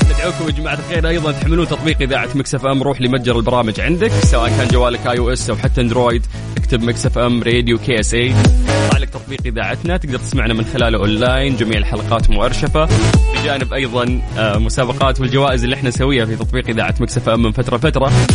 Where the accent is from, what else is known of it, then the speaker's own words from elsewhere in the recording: Saudi Arabia; عندنا في المملكة العربية السعودية